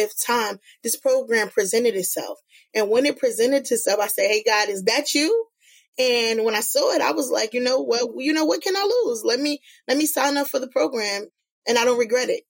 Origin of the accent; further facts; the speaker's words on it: Newark, New Jersey, United States; I'm a Newark native. I come from the West Ward. I was born and raised in Ivy Hill.